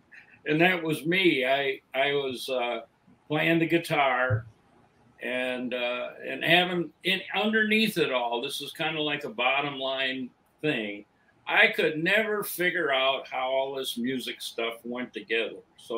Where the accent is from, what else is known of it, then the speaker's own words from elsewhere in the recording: Lansing, Michigan, United States; now in Phoenix, United States; I grew up in Lansing. I went to Waverly High School and on the west side.